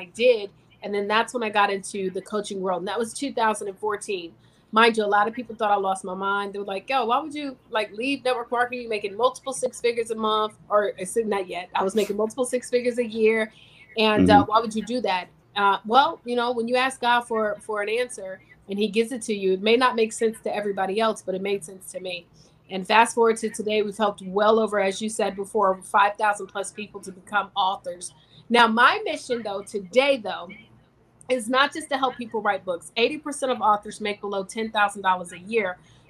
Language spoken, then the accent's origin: English; Virginia, United States; I'm originally from Virginia